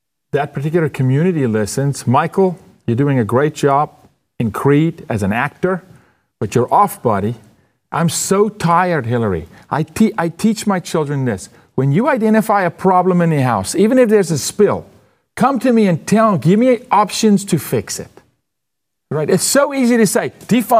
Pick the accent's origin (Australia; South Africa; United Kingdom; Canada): South Africa; moved away; I'm from South Africa.